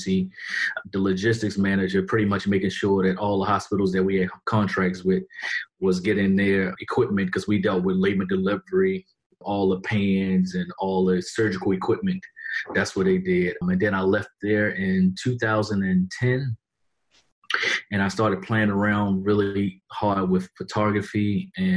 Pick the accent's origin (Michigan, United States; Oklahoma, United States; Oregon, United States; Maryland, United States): Maryland, United States; Baltimore; I'm from Baltimore, Maryland